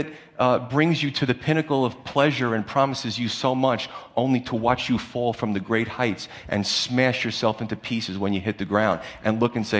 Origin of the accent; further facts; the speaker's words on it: United States; We're just American Christians